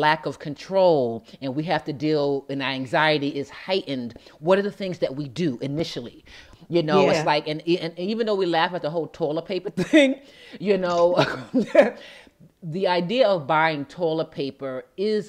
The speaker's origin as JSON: {"language": "English", "country": "United States", "said": "as Americans"}